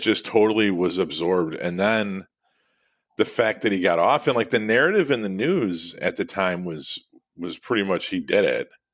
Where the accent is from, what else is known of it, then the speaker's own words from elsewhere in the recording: Midwest, United States; also born or lived in Illinois; being a Midwesterner